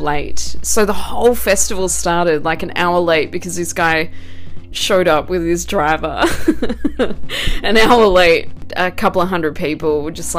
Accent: Australia; moved away; Obviously I'm not from here, I'm Australian

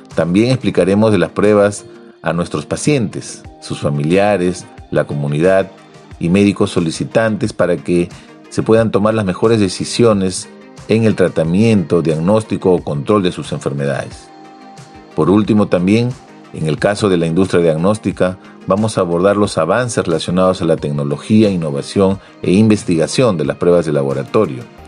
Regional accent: Peru; En mi país, en el, Perú

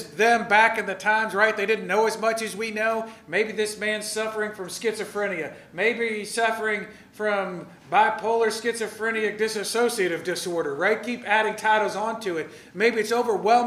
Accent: United States; we grew up in America.

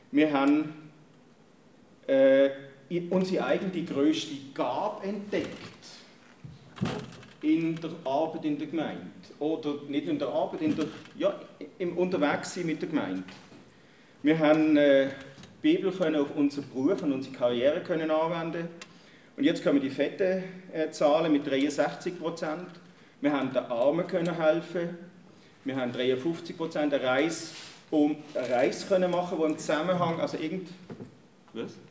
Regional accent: Germany; moved away as an adult; now in Switzerland; Ich bin in Deutschland geboren und aufgewachsen. Mit 21 in die Schweiz gekommen, der Liebe wegen.

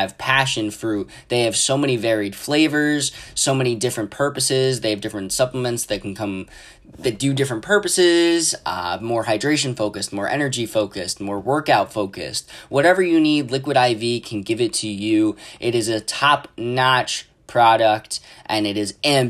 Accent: Sullivan County, New York, United States; my hometown and home county of Sullivan County, New York.

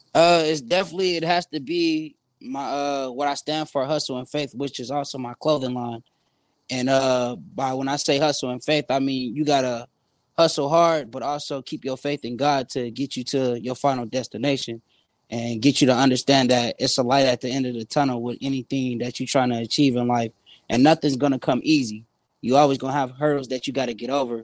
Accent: San Bernardino, California, United States; now in Phoenix, United States; I'm from San Bernardino, California. I'm in Phoenix, Arizona

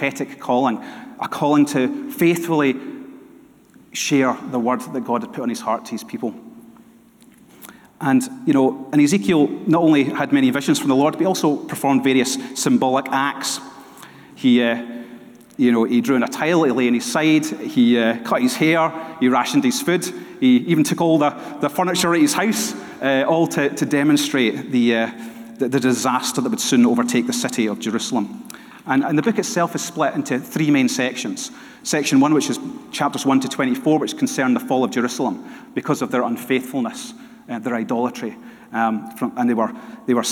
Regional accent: Dunoon, Scotland, United Kingdom; also born or lived in Glasgow; for a large part of my childhood, I grew up in Dunoon

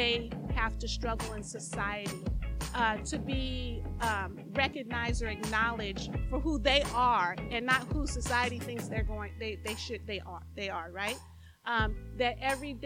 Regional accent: Los Angeles, California, United States; I was born and raised here in Los Angeles, and I grew up in West Los Angeles.

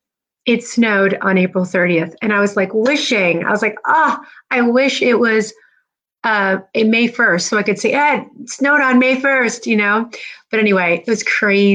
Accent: New Jersey, United States; also born or lived in New York; now in Indiana, United States; I grew up in New Jersey

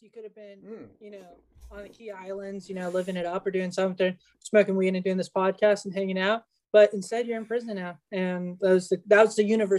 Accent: United States; born there; the fact that I was born in the United States determines some mm-hmm. things

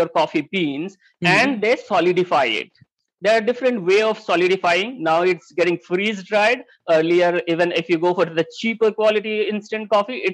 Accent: Mumbai, Maharashtra, India; I'm born and brought up in Mumbai.

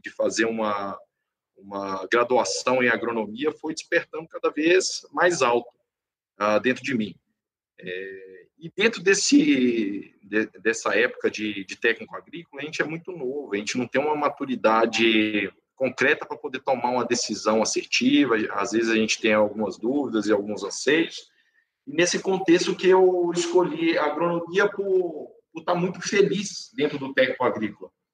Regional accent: interior of Minas Gerais, Brazil; eu sou natural do interior de Minas Gerais

